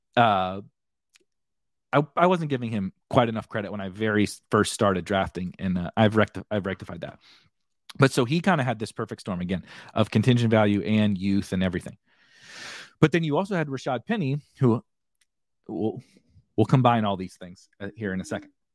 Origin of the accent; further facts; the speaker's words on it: St. Louis, Missouri, United States; I'm from St. Louis